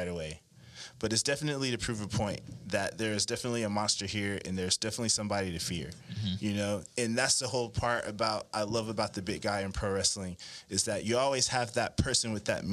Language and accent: English; Shreveport, Louisiana, United States; I'm from Louisiana. I'm a Louisiana boy, born in Shreveport